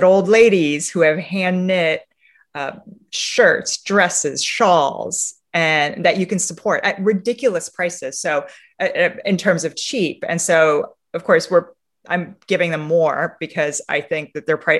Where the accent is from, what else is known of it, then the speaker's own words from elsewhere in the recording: Romania; now in United States; Romania, which is my home country, where I was born, and where for me, I spend a lot of time in the countryside.